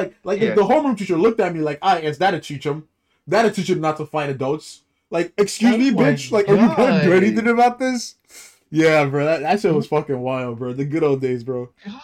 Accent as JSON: {"language": "English", "country": "Nigeria", "tie": "born or raised there", "moved": "yes", "lives_now": "United States", "said": "when we're growing up in Nigeria"}